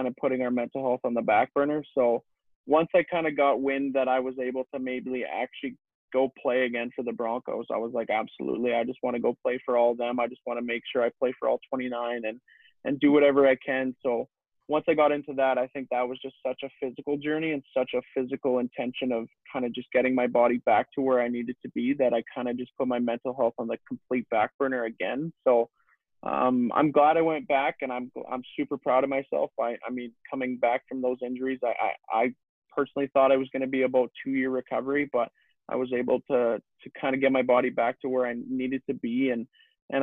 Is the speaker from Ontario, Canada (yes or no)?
no; Leduc, Alberta, Canada; obviously I grew up in Leduc and my home's here